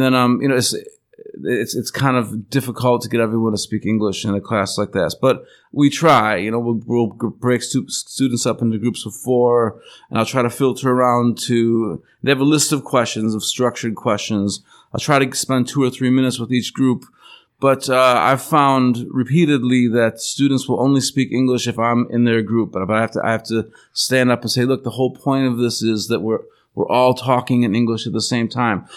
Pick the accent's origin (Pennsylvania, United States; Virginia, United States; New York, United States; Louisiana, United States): New York, United States; Buffalo; moved away as an adult; also born or lived in Alaska; now in Taiwan; I come from Buffalo, New York.